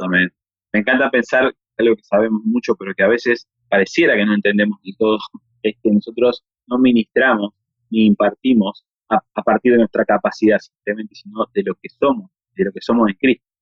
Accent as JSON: {"language": "Spanish", "country": "Argentina", "said": "somos argentinos"}